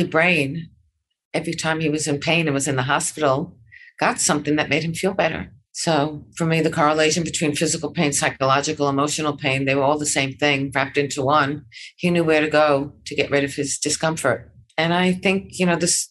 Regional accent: New York, United States; moved away; I grew up in New York

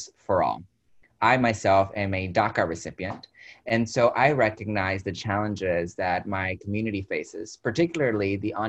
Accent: Dalton, Georgia, United States; moved away as an adult; now in Texas, United States; I grew up in a small town in Georgia, Dalton

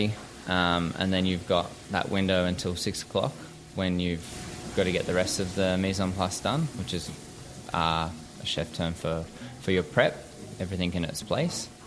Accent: Caloundra, Queensland, Australia; moved away as an adult; also born or lived in Sydney; I grew up in Caloundra on the Sunshine Coast in Queensland.

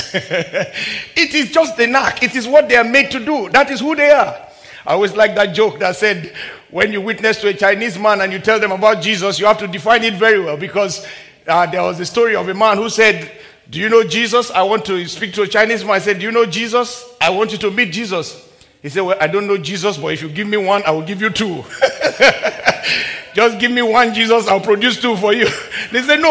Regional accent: Nigeria; When I was a little boy growing up in my home country in the very early 70s and late 70s

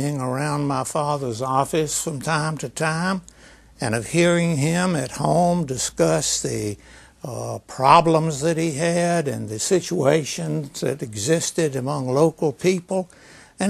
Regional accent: Lexington, North Carolina, United States; I grew up in Lexington, a small town, a population of about 10,000 back then

